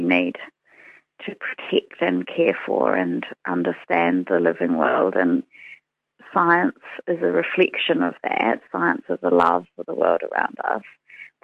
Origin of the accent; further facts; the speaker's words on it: England, United Kingdom; now in Dunedin, New Zealand; when I was growing up in England